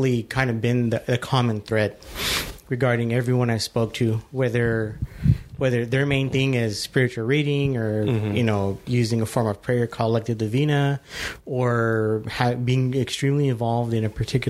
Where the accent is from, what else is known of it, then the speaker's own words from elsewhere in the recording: El Paso, Texas, United States; now in San Antonio, United States; I am from El Paso, Texas